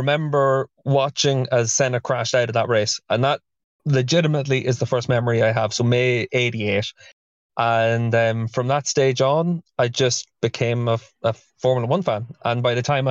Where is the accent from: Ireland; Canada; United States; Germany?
Ireland; Dundalk, Leinster; I'm from Dundalk, and we had the Dundalk races